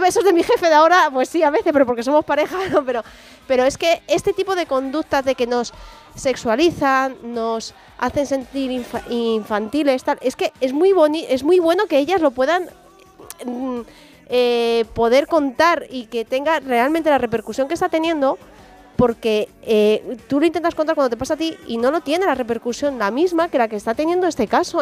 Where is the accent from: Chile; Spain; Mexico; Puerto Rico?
Spain; como española